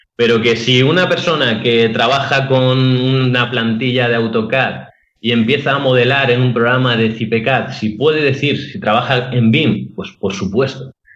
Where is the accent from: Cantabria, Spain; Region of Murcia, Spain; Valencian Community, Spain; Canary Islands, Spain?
Valencian Community, Spain; Alicante; soy arquitecto de Alicante